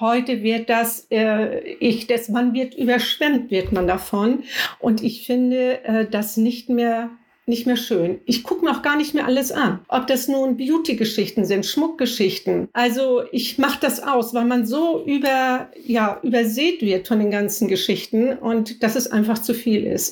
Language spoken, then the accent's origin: German; near Flensburg, Schleswig-Holstein, Germany; Ich komme aus der Nähe von Flensburg